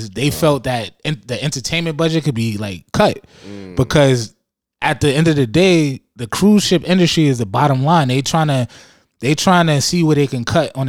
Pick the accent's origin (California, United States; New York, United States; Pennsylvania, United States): New York, United States; New York City; also born or lived in Buffalo, New York / Bahamas (family); I was born in Harlem